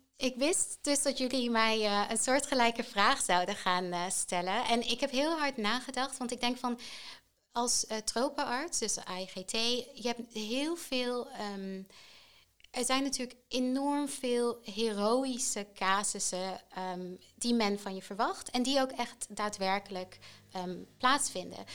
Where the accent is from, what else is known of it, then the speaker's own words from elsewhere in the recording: Tanzania; now in Netherlands; Ik ben opgegroeid in Tanzania.